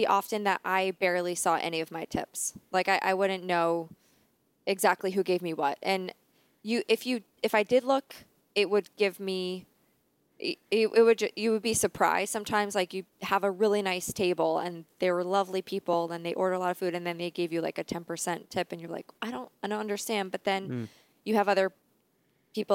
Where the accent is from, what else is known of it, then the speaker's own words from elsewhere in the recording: Dingmans Ferry, Pennsylvania, United States; I grew up in Pennsylvania.